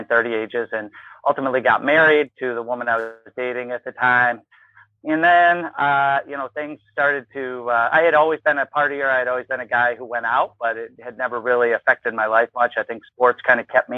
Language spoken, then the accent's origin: English; Ann Arbor, Michigan, United States; now in Chicago, United States; I grew up in Ann Arbor, Michigan